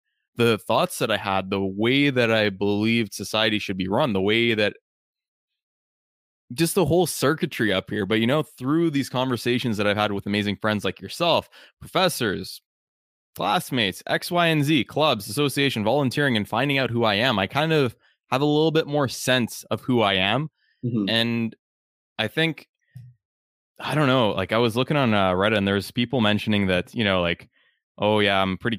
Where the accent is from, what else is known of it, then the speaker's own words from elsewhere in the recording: Canada; if you're from Uganda and I grew up in Canada and we meet each other and talk